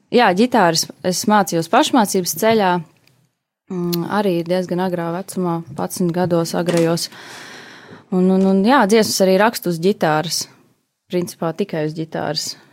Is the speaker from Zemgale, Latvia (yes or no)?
yes; Jelgava, Zemgale, Latvia; Es esmu oriģināli no Jālgavas, Jālgavniec